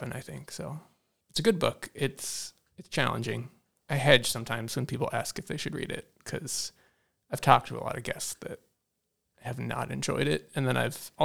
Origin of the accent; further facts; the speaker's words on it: Hamilton, Massachusetts, United States; moved away as an adult; now in Salem, United States; I grew up in Hamilton, so not far from Salem